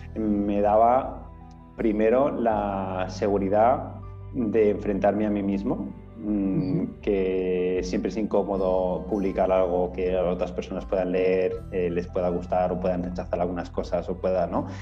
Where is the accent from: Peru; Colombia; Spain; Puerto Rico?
Spain; Menorca, Balearic Islands; soy de Menorca, una isla pequeñita